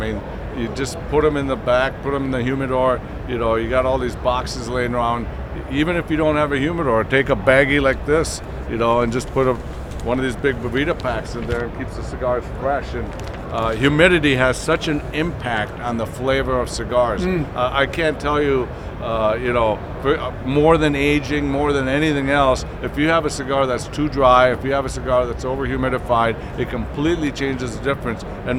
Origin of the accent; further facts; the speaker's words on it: Wisconsin, United States; manufactured in my home state of Wisconsin.